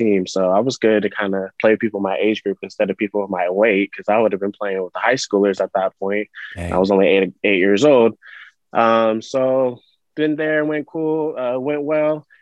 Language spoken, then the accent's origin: English; Sacramento, California, United States; I grew up out here in Sacramento, more specific in the Rio Linda area